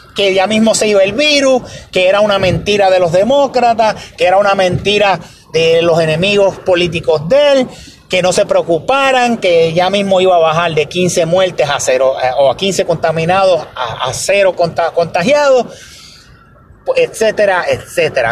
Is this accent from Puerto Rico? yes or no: yes; Puerto Rico; la ayuda que nos pertenece como, ciudadanos puertorriqueños